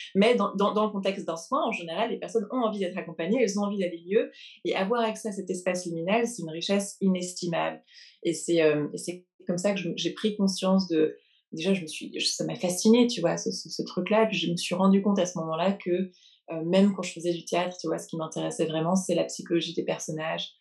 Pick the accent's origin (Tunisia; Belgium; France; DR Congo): France; also born or lived in England / London; now in New York, United States; J'ai grandi en France, puis en Angleterre. J'ai fait mes études en Angleterre. Aujourd'hui, j'habite à New York.